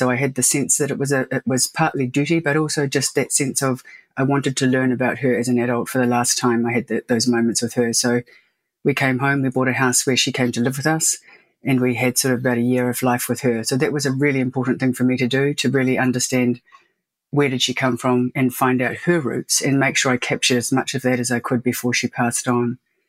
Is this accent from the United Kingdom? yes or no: no; South Island, New Zealand; So I'm from three different tribes, Waitaha, Ngāti Mamoe, and Ngāi Tahu, and we're all from the South Island.